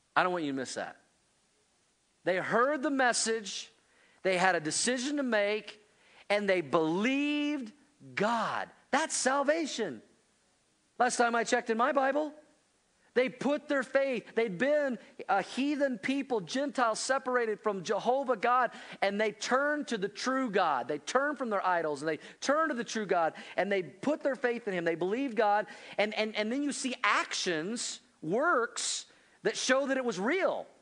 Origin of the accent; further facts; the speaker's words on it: Oklahoma, United States; also born or lived in Missouri / Indiana; now in Colorado, United States; I grew up in Oklahoma, then I was in Missouri, then I was in, in the Midwest